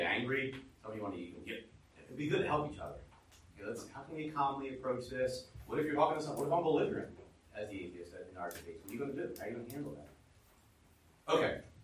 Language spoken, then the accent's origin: English; United States; we as American humans